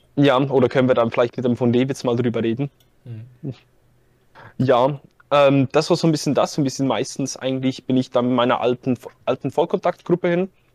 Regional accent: Zurich, Switzerland; ich komme aus der Schweiz, ich komme aus dem Kanton Zürich.

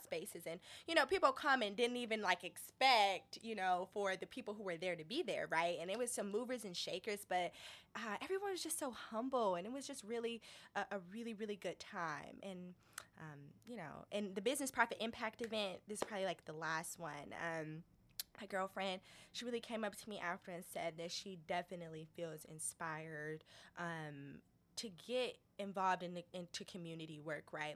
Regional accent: Detroit, Michigan, United States; I grew up in Detroit. Um, East Side Indian Village, East oh, Jefferson. East Side.

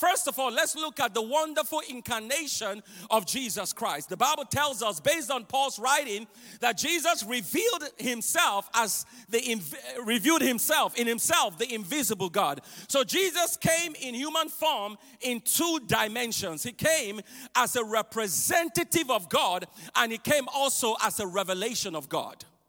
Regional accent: Nigeria; I grew up in Nigeria, West Africa

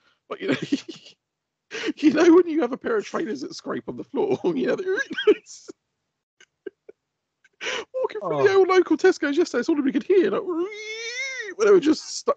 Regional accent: United Kingdom; We are British. We are British.

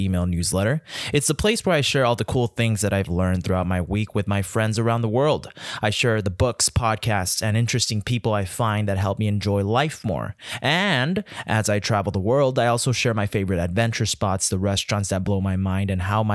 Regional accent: El Paso, Texas, United States; I'm from El Paso

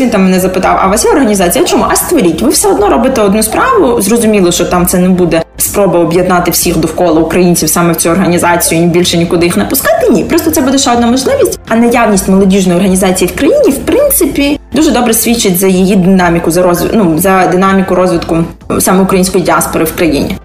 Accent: Tbilisi, Georgia; moved away as an adult; now in Kyiv, Ukraine; Я народжена в Грузії

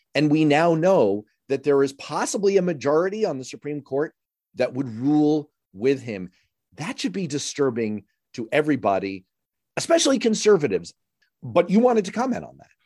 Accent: United States; being an American

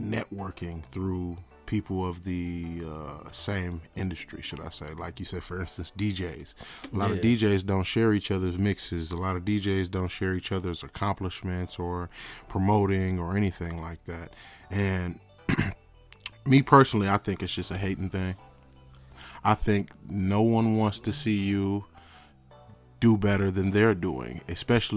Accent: Pontiac, Michigan, United States; moved away; I'm from Pontiac, Michigan. I don't reside there anymore. But I do come, check up on my old blocks where I used to do my thing

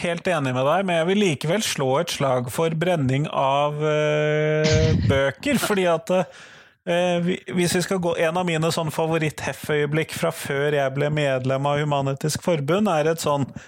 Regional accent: Norway; jeg som nordmann

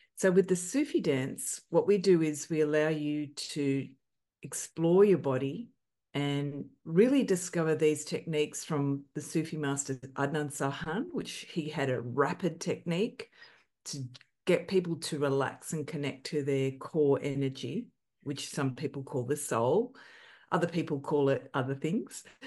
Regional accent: Australia; growing up in Australia, looking like

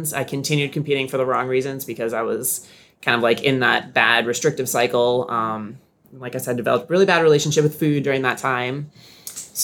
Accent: Nashua, New Hampshire, United States; moved away as an adult; also born or lived in Seacoast, New Hampshire; now in Sarasota, United States; I grew up in Nashua

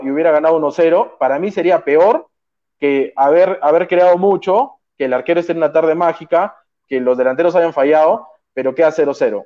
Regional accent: Arequipa, Peru; yo soy arequipeño y soy hincha de Melgar

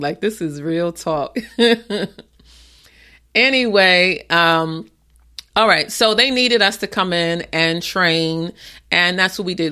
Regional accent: New York City, New York, United States; moved away; also born or lived in Maryland area / Tysons Corner, Virginia; I am from the Bronx and my family is in Co-op City

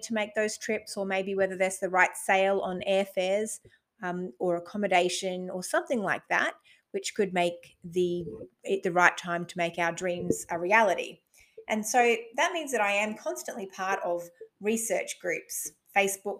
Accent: Australia; I'm an Australian mum to four daughters

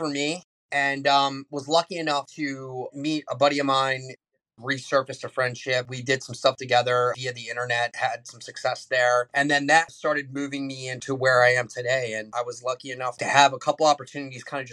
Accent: United States; I'm a kid from Carroll County. Grew up between two cornfields and six houses in our neighborhood.

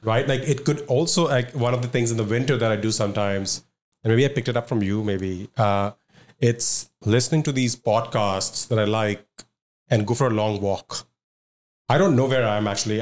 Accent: Mumbai, Maharashtra, India; moved away as an adult; also born or lived in Madhya Pradesh / Pune; now in Toronto, Canada; I was born and raised in Bombay, uh, until grade six, grade seven.

